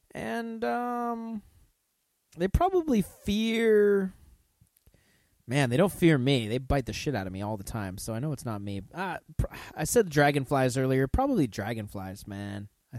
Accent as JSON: {"language": "English", "country": "United States", "said": "I'm just an American."}